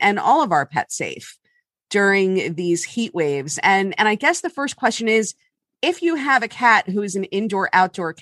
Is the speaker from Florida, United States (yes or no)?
yes; Miami, Florida, United States; moved away; I'm from Miami